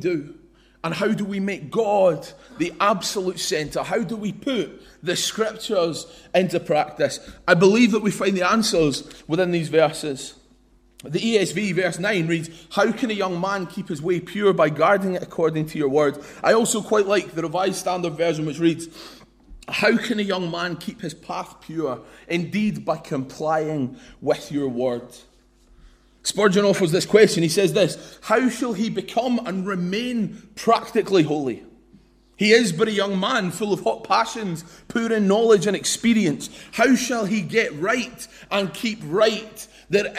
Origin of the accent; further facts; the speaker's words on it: London, United Kingdom; I was born in East London